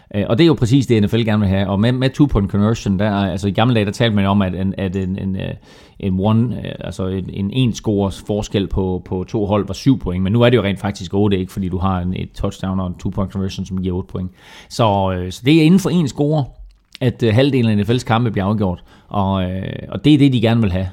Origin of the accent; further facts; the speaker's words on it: Herning, Central Denmark Region, Denmark; kom fra Herning, som jeg gjorde